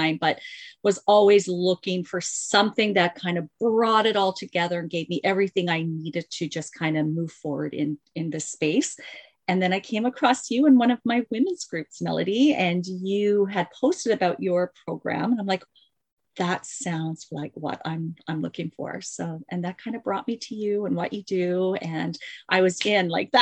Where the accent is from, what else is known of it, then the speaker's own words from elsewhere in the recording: Mississauga, Ontario, Canada; I am from Mississauga, Ontario, which is just outside of Toronto